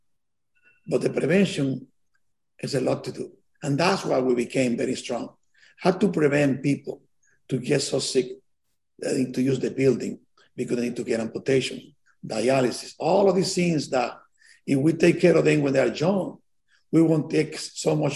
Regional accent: Santiago, Dominican Republic; moved away as an adult; also born or lived in Santo Domingo, Dominican Republic; now in New York, United States; I was born in Santiago, Dominican Republic

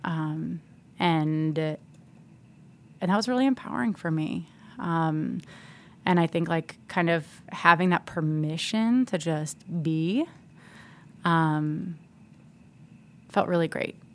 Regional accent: New Jersey, United States; I'm from New Jersey

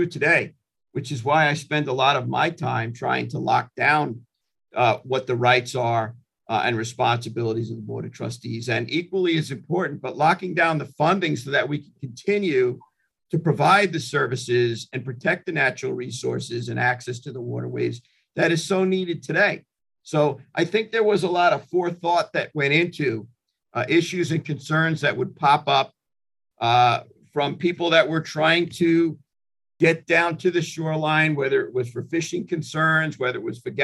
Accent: Hampton Bays, New York, United States; also born or lived in Brooklyn, New York; I was living in Hampton Bays from third grade right on through high school

